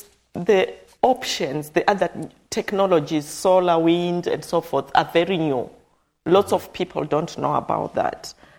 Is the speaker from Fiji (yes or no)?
no; Zimbabwe; I grew up in Zimbabwe. I never realized that in Zimbabwe there is that much marginalized people ever.